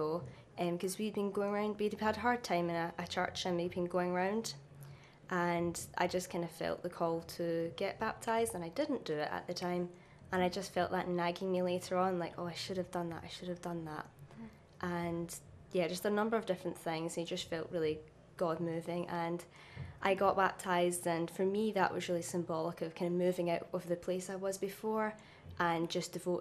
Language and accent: English; Renfrew, Scotland, United Kingdom; I'm from Renfrew, which is about 10 miles west of Glasgow. So I was brought up in a Christian home